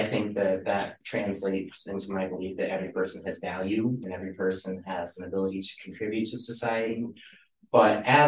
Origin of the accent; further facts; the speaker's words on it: Byron, New York, United States; I grew up in Byron, born, raised, and it's not a very large community.